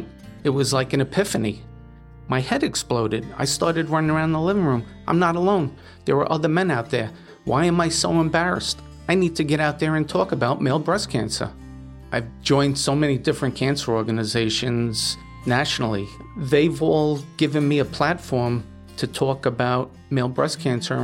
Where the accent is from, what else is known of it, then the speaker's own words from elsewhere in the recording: New York City, New York, United States; now in Cuddybackville, United States; I'm born and bred in the Bronx, New York, and I currently reside in Orange County, New York, in a hamlet called Cuddybackville.